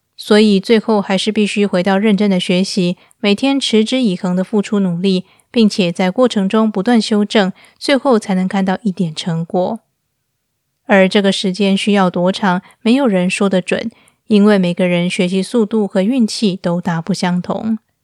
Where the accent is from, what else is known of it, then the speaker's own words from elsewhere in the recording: Taiwan; moved away as an adult; now in Istanbul, Turkey; 我是一个台湾人，在二零一六年的时候，带着我的两只猫咪嫁到土耳其的伊斯坦堡